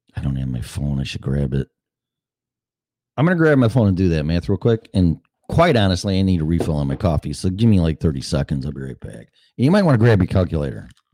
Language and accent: English; Chicago, Illinois, United States; I'm from Chicago